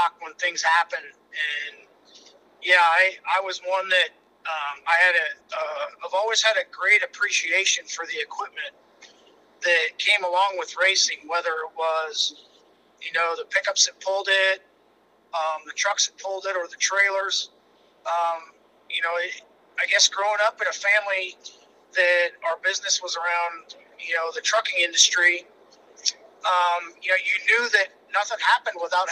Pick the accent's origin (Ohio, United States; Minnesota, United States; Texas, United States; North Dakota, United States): North Dakota, United States; Minot; I'm North Dakota boy, born and raised in Minot